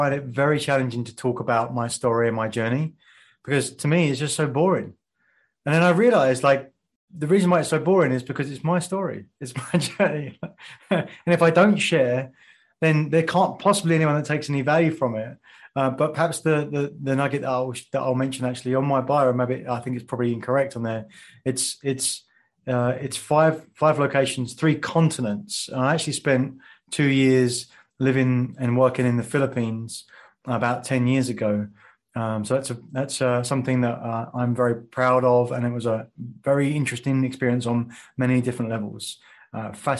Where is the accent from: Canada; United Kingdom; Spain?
United Kingdom; England; moved away as an adult; when I grew up in England and working in financial services